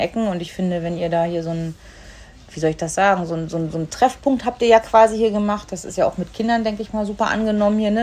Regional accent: the North, Northern Germany, Germany; wie ich aus dem Norden

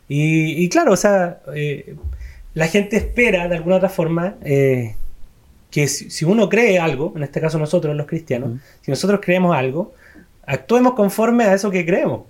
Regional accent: Chile; a nosotros, aquí como chilenos

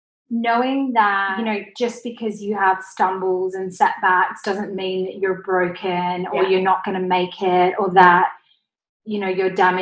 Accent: Australia; accent: Australian; I used to be very insecure that I had an Australian accent. And actually, my Australian accent isn't as Aussie as it was before

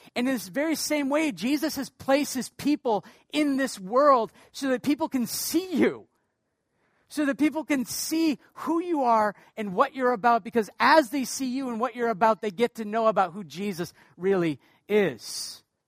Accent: Portland, Maine, United States; now in Canada; I'm from the state of Maine

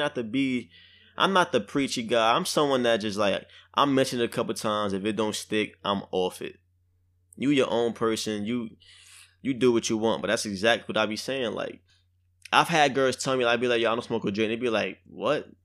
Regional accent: New York City, New York, United States; I'm from Brooklyn, I'm from the hood

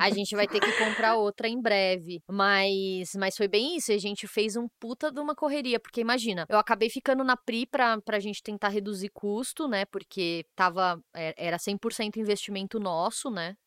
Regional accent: São Paulo, Brazil; Eu sou de São Paulo

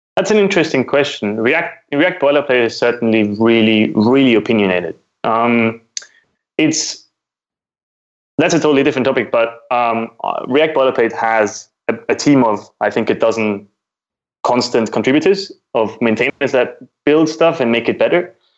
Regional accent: Austria; I am from Austria, which is in Europe

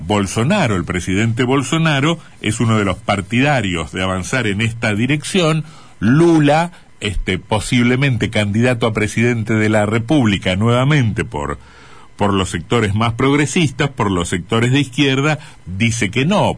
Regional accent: Argentina; nuestras exportaciones

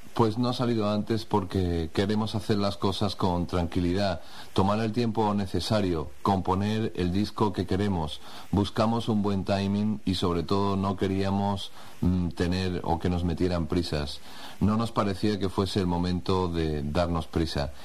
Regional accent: Spain; soy un tío español

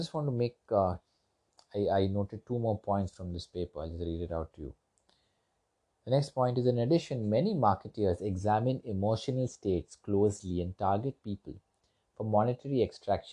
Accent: India; I'm from India, and we were colonized for quite a long period of time

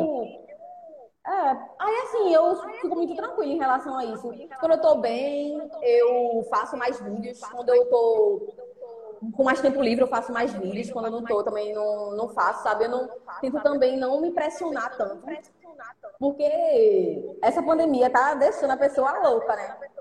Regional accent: Recife, Pernambuco, Brazil; de onde eu venho, de onde eu moro

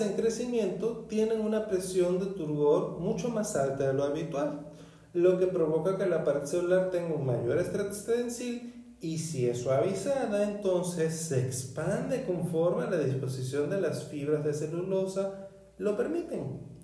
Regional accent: northern Venezuela, Venezuela; En mi pueblo natal, en el norte de Venezuela

